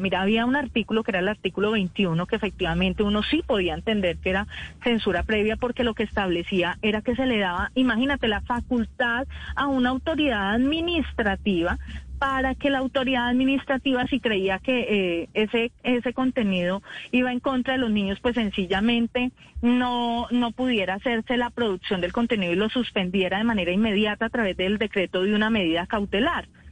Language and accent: Spanish; Venezuela; como venezolano